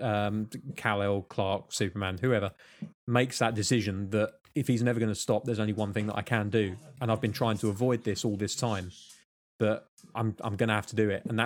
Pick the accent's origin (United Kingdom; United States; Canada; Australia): United Kingdom; I'm British